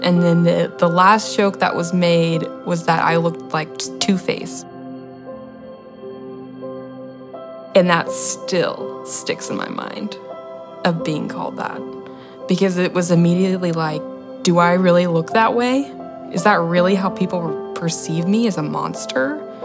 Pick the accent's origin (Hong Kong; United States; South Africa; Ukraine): United States; Friendswood, Texas; I'm 23 years old, and I'm from Friendswood, Texas.